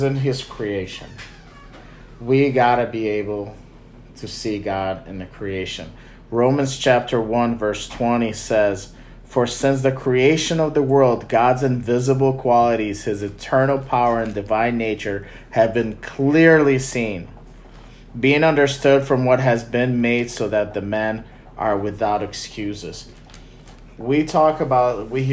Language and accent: English; Chicago, Illinois, United States; we're from Chicago, and I think our skyline is the best skyline in America